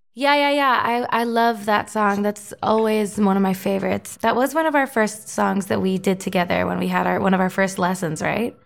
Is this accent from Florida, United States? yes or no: yes; Florida, United States; the Panthers, my hometown, Florida's hockey team